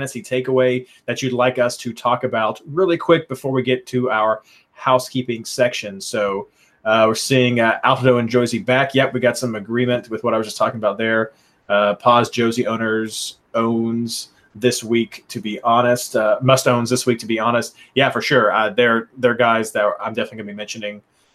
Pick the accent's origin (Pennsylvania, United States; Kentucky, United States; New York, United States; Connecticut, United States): Kentucky, United States; I'm from Kentucky